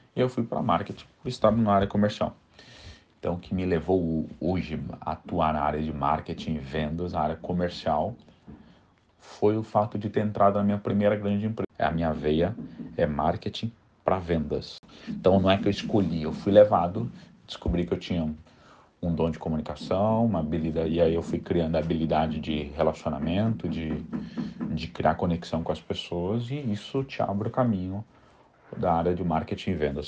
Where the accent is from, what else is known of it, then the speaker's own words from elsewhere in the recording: São Paulo, Brazil; sou de São Paulo, capital, é, casado com um filho e nascido e criado na zona sul da capital de São Paulo, na região de Campo Limpo e Capão Redondo